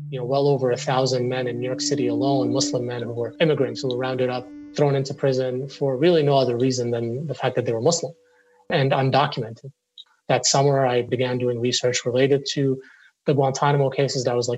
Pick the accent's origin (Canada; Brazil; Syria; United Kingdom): Syria; moved away as an adult; also born or lived in Beirut, Lebanon / Middle East; now in United States; You know, I'm Syrian. I was born in Beirut. I grew up mostly in the Middle East. I came to the United States for college